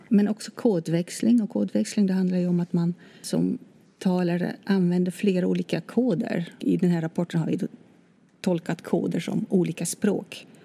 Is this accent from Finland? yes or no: no; Netherlands; Swedish is a second language; moved away as an adult; now in Sweden; Då jag kom till Sverige i slutet på 80-talet då hade jag läst eh, lite svenska i mitt hemland, Nederländerna.